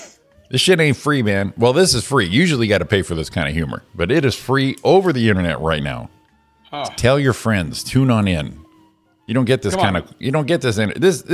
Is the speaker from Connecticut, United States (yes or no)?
yes; Connecticut, United States; now in Los Angeles, United States; my home state of Connecticut